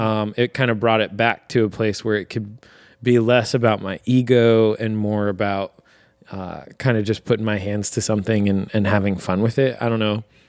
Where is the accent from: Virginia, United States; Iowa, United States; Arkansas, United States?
Virginia, United States; Virginia Beach; moved away as an adult; also born or lived in Harrisburg, Pennsylvania; now in Lancaster, United States; we're actually originally from Virginia Beach, Virginia, both of us, which is just a big suburban sprawl